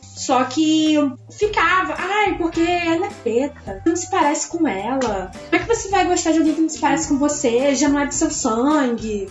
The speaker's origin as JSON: {"language": "Portuguese", "region": "Rio de Janeiro", "country": "Brazil", "moved": "yes", "lives_now": "São Paulo, Brazil", "said": "Eu sou carioca"}